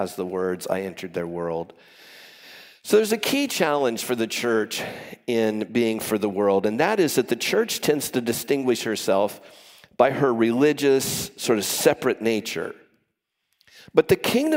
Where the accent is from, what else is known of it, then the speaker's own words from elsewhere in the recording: Orange County, Southern California, United States; I come from Orange County, grew up in Southern California